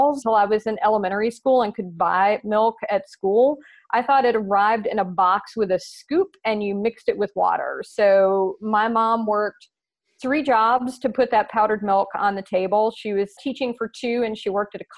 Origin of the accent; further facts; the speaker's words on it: the South, United States; accent: Southern; now in Nashville, United States; my Southern accent